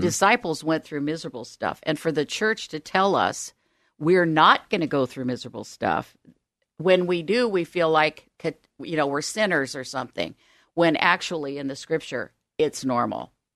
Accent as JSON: {"language": "English", "town": "Omaha", "region": "Nebraska", "country": "United States", "tie": "born or raised there", "also_born_or_lived": "Southern California", "moved": "yes", "lives_now": "Oregon, United States", "said": "I grew up in Omaha, Nebraska."}